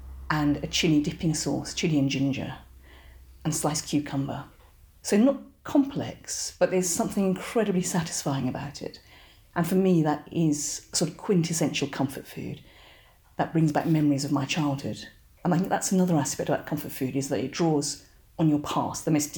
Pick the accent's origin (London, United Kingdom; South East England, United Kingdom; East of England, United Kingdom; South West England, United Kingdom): London, United Kingdom; born there; also born or lived in Singapore; I was born in London to an English father and a Singaporean mother. And I lived in Singapore from 4 to 8.